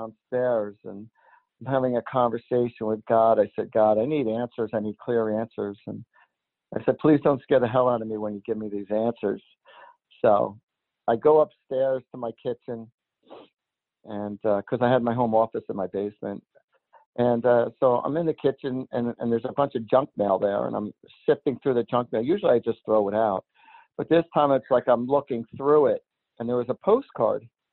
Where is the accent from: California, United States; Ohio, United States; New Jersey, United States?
New Jersey, United States; I was born and raised in New Jersey